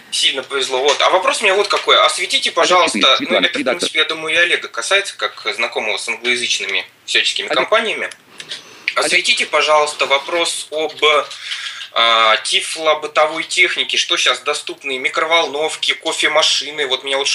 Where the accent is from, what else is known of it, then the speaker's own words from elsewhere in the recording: Sarapul, Udmurtia, Russia; Это город Сарапул. Удмуртская республика.